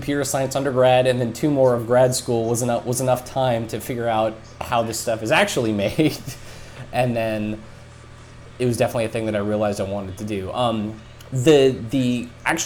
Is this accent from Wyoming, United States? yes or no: yes; Wyoming, United States; growing up in Wyoming, like there's only one high school in my town